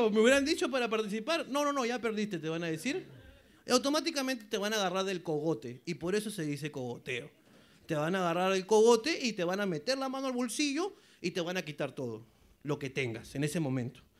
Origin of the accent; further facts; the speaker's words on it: Peru; Uno como peruano dice, puta madre, me pica.